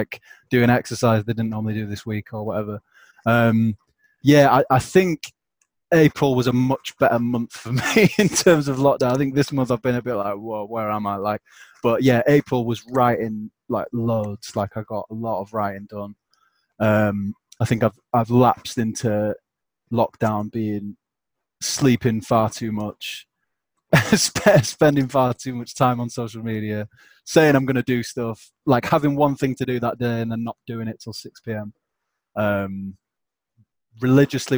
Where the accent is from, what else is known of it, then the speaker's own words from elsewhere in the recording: the north of England, United Kingdom; accent: northern; what northern people can do, which pretty much no other, I don't think it happens anywhere else, is just the compression of words and removing letters is something that we're quite a fan